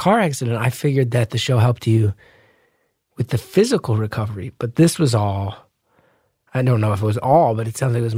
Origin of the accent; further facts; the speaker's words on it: New Jersey, United States; I'm from Jersey, very similar culture to Long Island